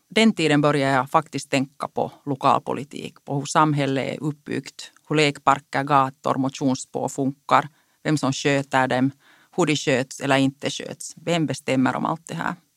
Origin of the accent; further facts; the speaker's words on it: Karis, Uusimaa, Finland; first language Finnish; Swedish is a second language; Jag är född och uppvuxen i Karis i en finskspråkig familj.